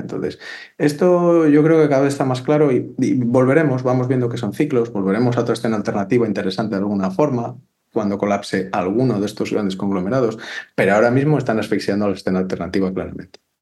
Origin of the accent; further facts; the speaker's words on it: Valladolid, Castile and León, Spain; yo soy de Valladolid